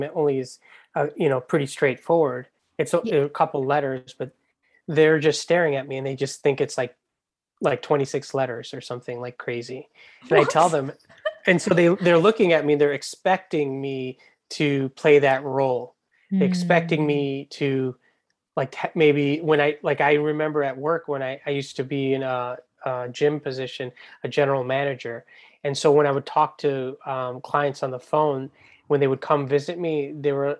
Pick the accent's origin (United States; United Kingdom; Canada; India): United States; New York; I'm from New York